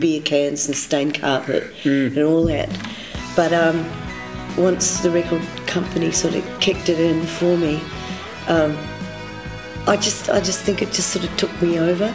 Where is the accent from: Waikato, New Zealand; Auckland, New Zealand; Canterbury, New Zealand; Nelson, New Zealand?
Nelson, New Zealand; I grew up in Nelson